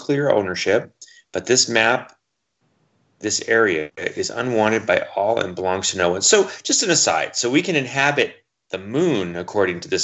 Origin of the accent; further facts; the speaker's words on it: United States; I am an American